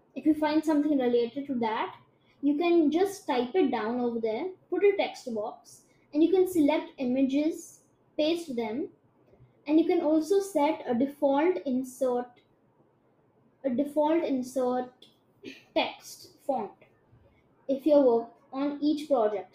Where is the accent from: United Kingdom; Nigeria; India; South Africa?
India; I'm Indian and my Hindi is shit.